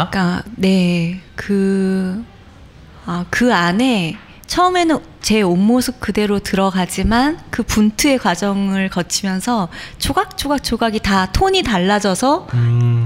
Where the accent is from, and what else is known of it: Incheon, South Korea; born or raised there; also born or lived in Busan